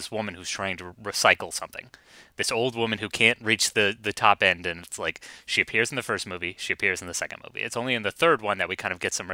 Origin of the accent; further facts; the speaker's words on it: United States; I'm an American